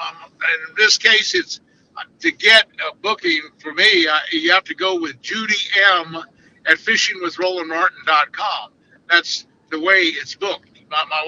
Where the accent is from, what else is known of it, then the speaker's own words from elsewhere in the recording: Clewiston, Florida, United States; now in Naples, United States; I was from Clewiston, but now I live actually in Naples, Florida